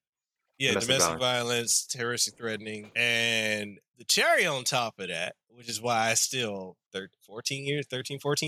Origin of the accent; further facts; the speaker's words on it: Hawaii, United States; I'm local. I am Hawaiian, Samoan, Tongan, as well as black and Italian